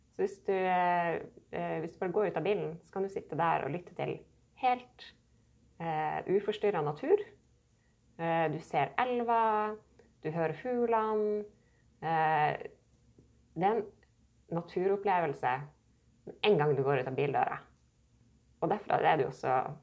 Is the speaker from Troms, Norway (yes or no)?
yes; Nordreisa, Troms, Norway; jeg vokste opp her i Nordreisa